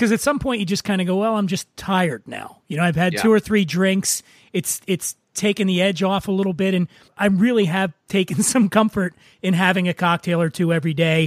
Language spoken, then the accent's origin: English; Philadelphia, Pennsylvania, United States; now in Los Angeles, United States; I grew up poor in Philadelphia